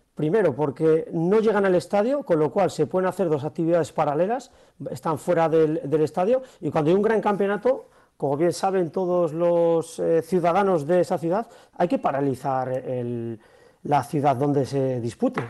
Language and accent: Spanish; Aranda de Duero, Castile and León, Spain; mi pueblo Aranda de Duero